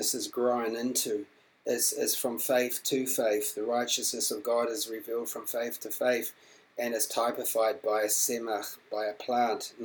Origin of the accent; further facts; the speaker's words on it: New Zealand; when I was growing up in New Zealand